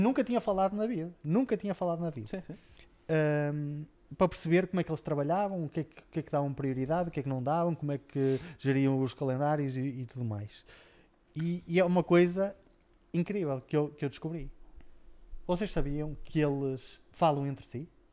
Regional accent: Portugal; nós, eh, como portugueses, sempre fomos tão orgulhosos

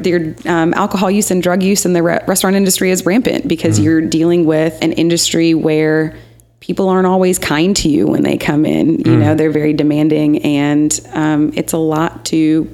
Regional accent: Michigan, United States; also born or lived in Kentucky; now in Nashville, United States; I am from Michigan and then Kentucky, and I've been in Nashville for 8 years.

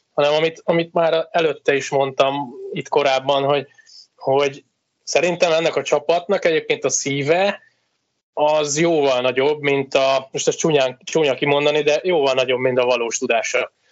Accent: Veszprém, Veszprém County, Hungary; nem azért, mert Veszprémi vagyok

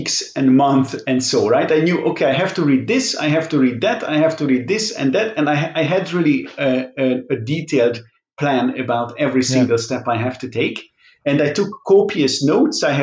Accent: Budapest, Hungary; first language Hungarian; English is a second language; moved away as an adult; now in Netherlands; that I ended up staying in Budapest

